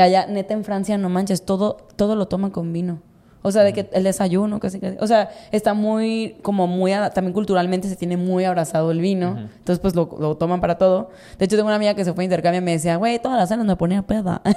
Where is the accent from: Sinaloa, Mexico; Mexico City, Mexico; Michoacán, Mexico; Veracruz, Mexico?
Sinaloa, Mexico; Mazatlán; Yo soy de Mazatlán